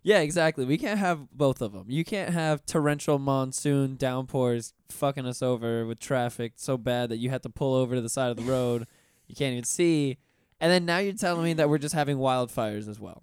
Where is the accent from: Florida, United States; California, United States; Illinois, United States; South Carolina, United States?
Florida, United States; Pensacola; I'm from Pensacola originally.